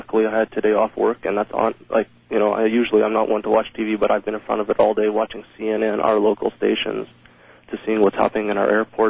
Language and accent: English; Winnipeg, Manitoba, Canada; I'm from Winnipeg, Manitoba, Canada.